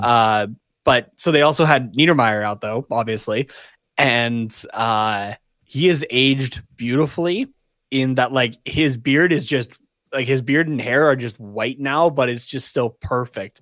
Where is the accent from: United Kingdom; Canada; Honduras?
Canada; we're Canadian